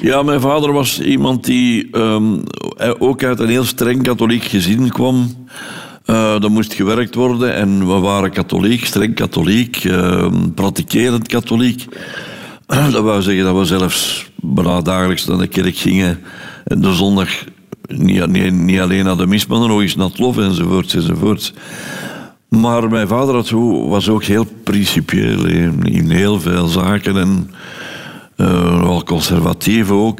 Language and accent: Dutch; Londerzeel, Flanders, Belgium; ik ben geboren in Londerzeel op 13 juli 1940